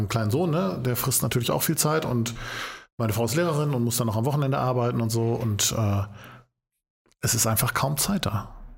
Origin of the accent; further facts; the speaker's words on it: Essen, North Rhine-Westphalia, Germany; Ich komme aus dem, Essen, aus dem Essener Norden